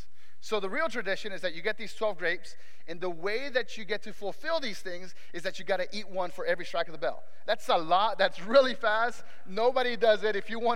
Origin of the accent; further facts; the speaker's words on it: Mexico; moved away; I was growing up back in Mexico, because I was born in Mexico